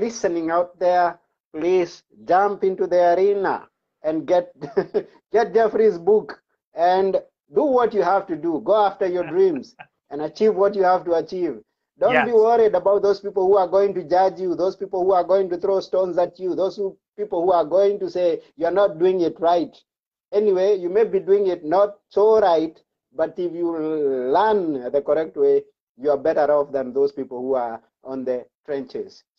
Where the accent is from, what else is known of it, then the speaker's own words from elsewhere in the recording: Kenya; coming from Kenya